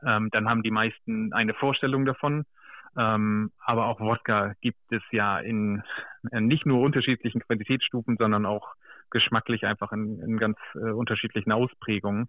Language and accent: German; Germany; ich bin zwar äh, sozusagen im Bremer Umland groß geworden